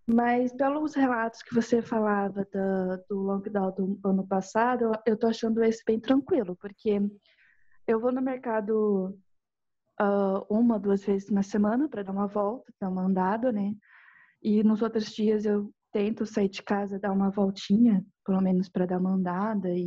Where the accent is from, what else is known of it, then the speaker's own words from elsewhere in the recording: South Korea; Portuguese is a second language; now in Brazil; Assim, eu sou daquela. Eu sou coreana, né?